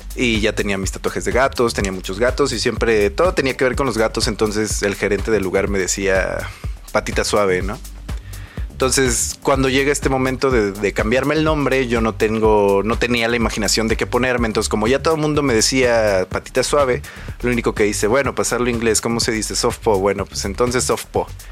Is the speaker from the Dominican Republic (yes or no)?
no; Mexico; mis raíces como, como mexicano, como persona de, de, un pueblito, porque se podría decir que soy de un pueblito